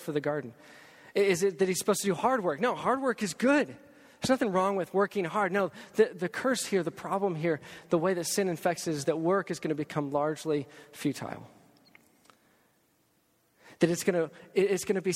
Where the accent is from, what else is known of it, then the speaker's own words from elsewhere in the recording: Texas, United States; as a Texan